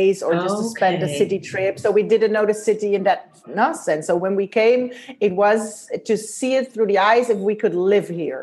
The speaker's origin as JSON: {"language": "English", "country": "Netherlands", "also_born_or_lived": "Germany", "moved": "yes", "lives_now": "Valencia, Spain", "said": "Although I'm from the Netherlands, before I moved to Spain, I lived in Germany"}